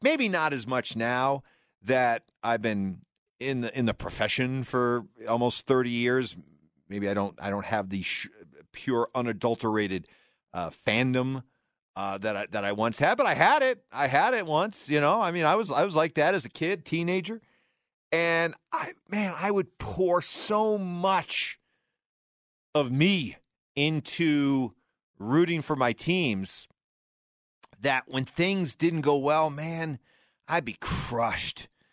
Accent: New England, United States; I grew up in the Northeast, in New England

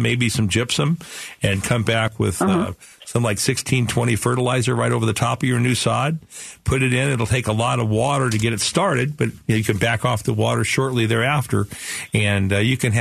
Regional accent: Phoenix, Arizona, United States; I'm from Phoenix, but, you know, right here in Sunny Slope

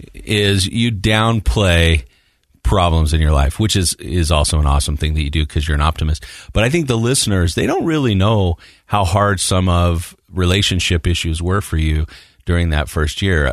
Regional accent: Morgan, United States; I grew up in Morgan

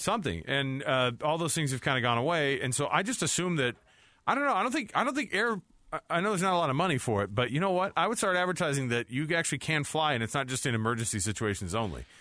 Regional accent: Utah, United States; we're from Utah

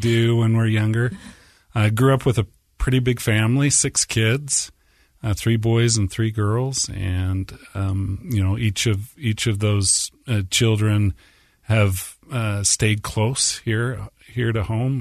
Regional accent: Orem, Utah, United States; So I grew up in Orem, right on the edge

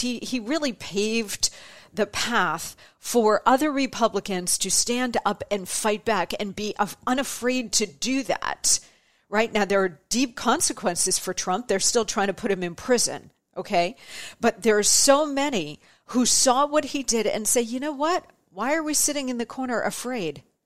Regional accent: Arizona, United States; I was born in Arizona

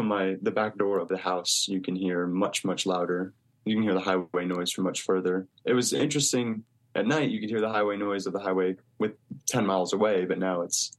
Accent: a small town near Dallas, Texas, United States; moved away as an adult; also born or lived in Chicago; In a small town near Dallas, Texas.

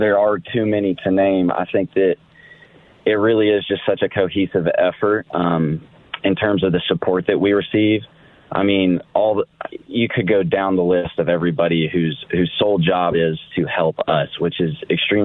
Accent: Nashville, Tennessee, United States; moved away as an adult; also born or lived in Arizona / San Diego; I am from Nashville. I was born and raised.

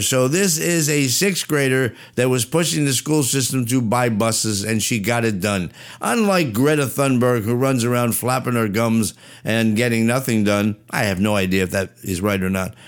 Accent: New Jersey, United States; I'm from Jersey

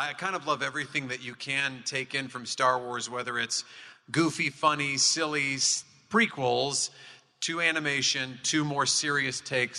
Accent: Southern California, United States; I was born in Southern California. My dad worked for Disney.

